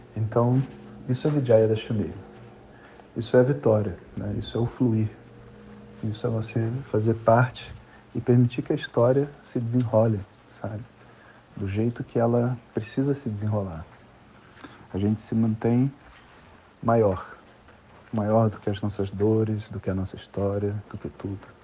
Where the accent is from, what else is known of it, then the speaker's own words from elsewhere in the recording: Brazil; A gente é brasileiro